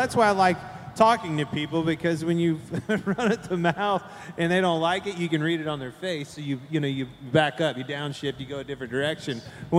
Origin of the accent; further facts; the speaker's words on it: Kansas, United States; I'm from Kansas.